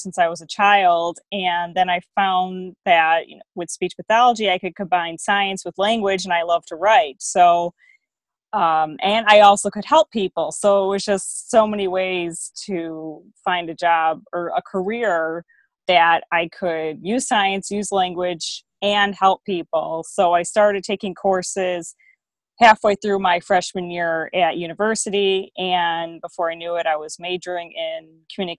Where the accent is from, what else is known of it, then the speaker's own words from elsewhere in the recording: Chicago, Illinois, United States; I'm from Chicago, so I'm no stranger to the heat. And I live there with my husband